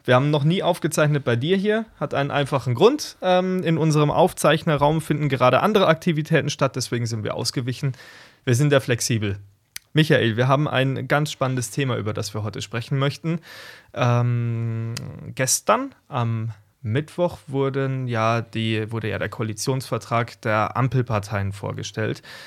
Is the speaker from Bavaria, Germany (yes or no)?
yes; south of Munich, Bavaria, Germany; ich komme aus dem Süden von München, kann man so sagen. Und ähm, zwischen Wolfratshausen und Geritzried, das sind zwei kleine Städte in meinem Heimatlandkreis